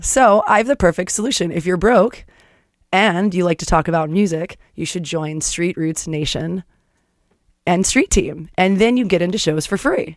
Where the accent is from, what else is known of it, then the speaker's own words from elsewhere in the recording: Florida, United States; moved away; I grew up in Florida